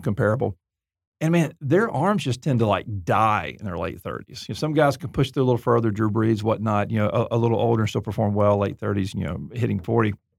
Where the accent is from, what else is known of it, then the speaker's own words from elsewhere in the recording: Auburn, Alabama, United States; I'm from Deep South, Alabama, Auburn